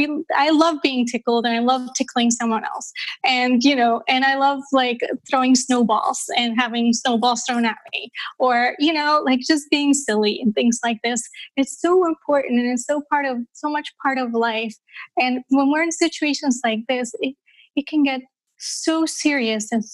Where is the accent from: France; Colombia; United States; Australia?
Colombia; now in Amsterdam, Netherlands; I grew up in Colombia, South America, during a time in Colombia's history where it was really quite dangerous